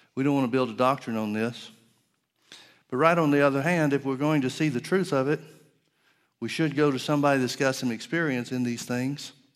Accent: Center Point, Alabama, United States; I grew up in Alabama in the, uh, northeast part of, uh, well, outside of Birmingham to the northeast.

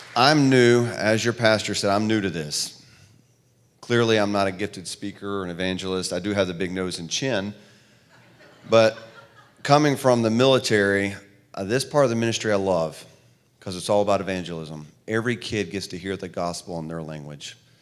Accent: the South, United States; also born or lived in New York; I'm from the South, clearly the way I talk

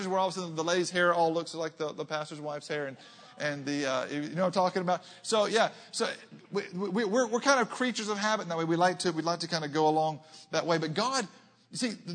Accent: Arkansas, United States; I'm a boy from Arkansas.

